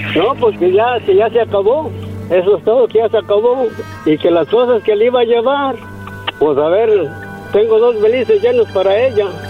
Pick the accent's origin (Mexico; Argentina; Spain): Mexico; San Miguel Zapotitlán, Jalisco; de donde yo soy, de un rancho, cerca de Guadalajara